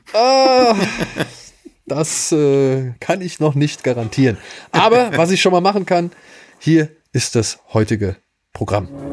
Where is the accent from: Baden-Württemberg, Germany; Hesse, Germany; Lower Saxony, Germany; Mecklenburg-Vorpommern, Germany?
Hesse, Germany; Wiesbaden; moved away; in meiner alten Heimatstadt Wiesbaden